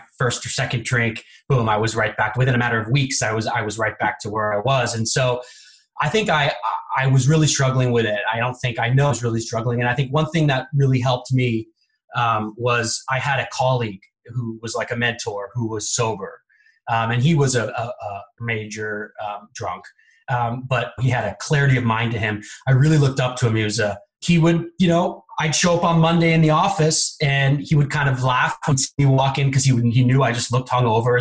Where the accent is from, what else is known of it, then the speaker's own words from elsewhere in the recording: Bay Area, California, United States; I grew up in the Bay Area